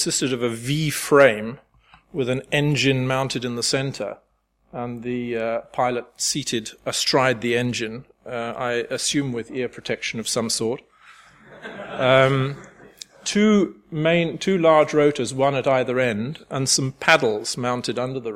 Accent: United Kingdom; moved away as an adult; now in France; I'm British by birth, German by marriage, French by choice of residence

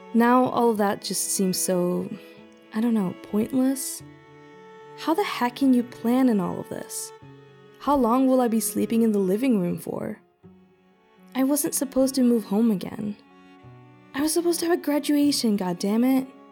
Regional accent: Sweden; moved away; also born or lived in Taipei, Taiwan; I'm from Sweden, my family all being based in Stockholm.

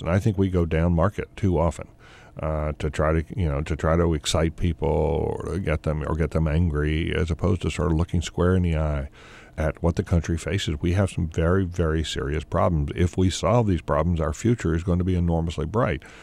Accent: the South, United States; growing up in the South. You know, we, I grew up on a dirt road there

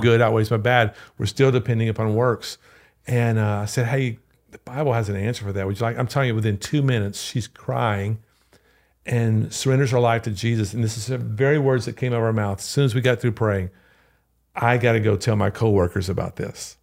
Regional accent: Louisiana, United States; moved away; I'm from Louisiana

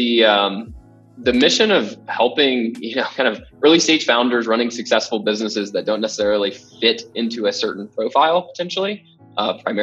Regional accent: Memphis, Tennessee, United States; moved away as an adult; now in Denver, United States; born and raised in Memphis, Tennessee

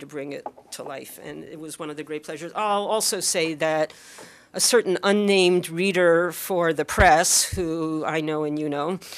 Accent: Philadelphia, Pennsylvania, United States; Growing up in Philadelphia

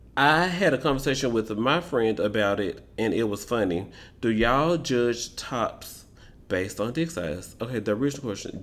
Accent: Memphis, Tennessee, United States; I am from Memphis.

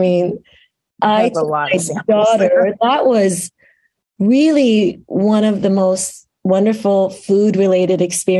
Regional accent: Iran; now in Lake Oswego, United States; I came here as an immigrant in the late 1980s. So I came straight from Iran to Lake Oswego, Oregon. So that's the beginning of my story, which there's a reason, of course, I'm sharing that. So my Iranian heritage is such a big part of who I am.

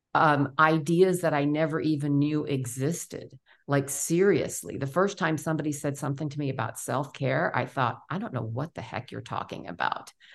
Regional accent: New York City, New York, United States; also born or lived in Memphis, Tennessee; born and raised in New York City

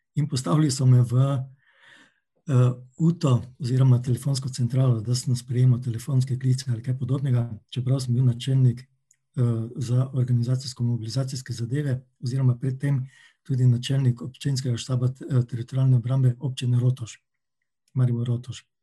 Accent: Maribor, Drava, Slovenia; Rojen sem pa v Mariboru in Mariborčana se počutim vedno in skos, tudi Slovenca

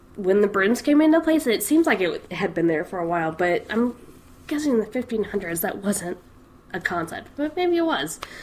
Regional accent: Scotland, United Kingdom; my home country, Scotland.

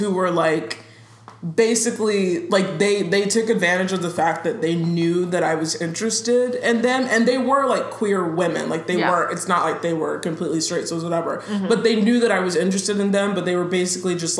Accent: the South, United States; moved away; I'm from the South, like originally

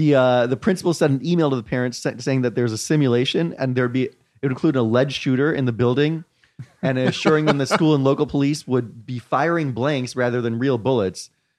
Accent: India; I, as an Indian, of course, I'm very sensitive to ridiculous price gouging scenarios.

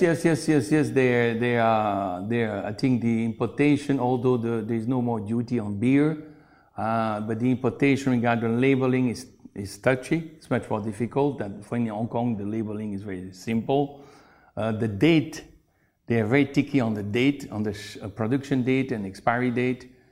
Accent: Brussels, Brussels-Capital Region, Belgium; moved away as an adult; also born or lived in China; now in Guangzhou, China; I come from Belgium, from Brussels.

